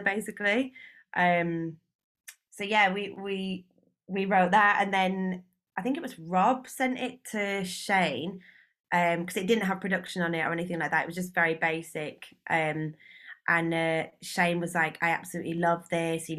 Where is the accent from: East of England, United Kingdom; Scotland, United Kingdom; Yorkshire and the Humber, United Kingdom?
Yorkshire and the Humber, United Kingdom; Leeds; now in London, United Kingdom; I'm from Leeds originally, but I now live in London.